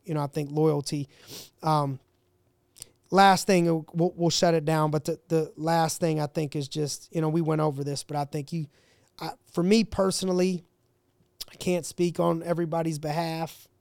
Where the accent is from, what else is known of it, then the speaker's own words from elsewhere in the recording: Ohio, United States; I'm from Ohio, that's where I was born, I was raised a Browns fan